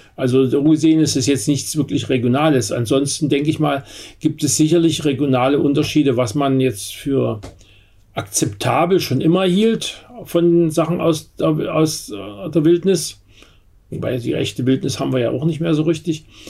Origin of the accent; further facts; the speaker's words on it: Berlin, Germany; bei uns in Berlin